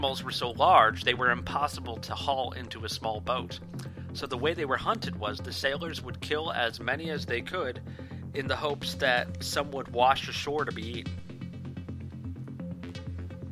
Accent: Washington, District of Columbia, United States; my hometown of Washington, D.C.

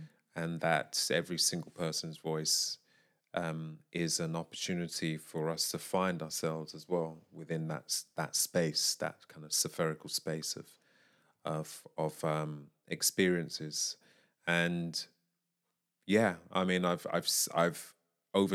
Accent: Syria; they know that I'm from Syria.

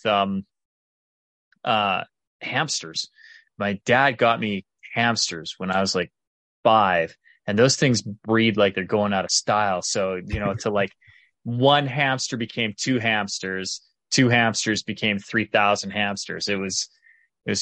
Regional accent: Calgary, Alberta, Canada; I was born and raised in Calgary, Alberta, Canada.

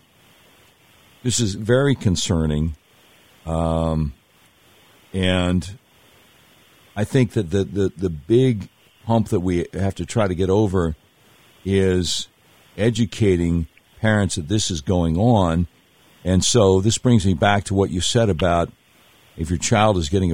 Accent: Charlotte, North Carolina, United States; I grew up in Charlotte, North Carolina

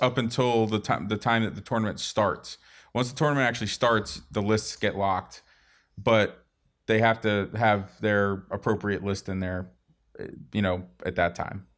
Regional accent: Boston, Massachusetts, United States; moved away; also born or lived in Portsmouth, New Hampshire; I was born in Boston.

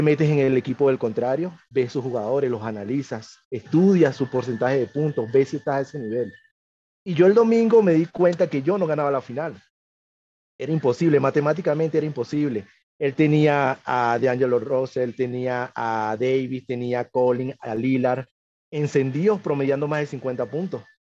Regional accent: Caracas, Capital District, Venezuela; moved away as an adult; also born or lived in Miranda, Venezuela; now in Huancayo, Peru; yo nací en Caracas, me crié en Caracas, viví un tiempo en Miranda también.

